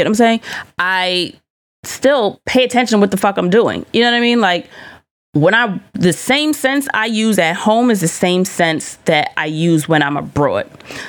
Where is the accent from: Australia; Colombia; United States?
Colombia; thank you so much for, you know, highlighting Colombia as the country I know it to be. I love my home country.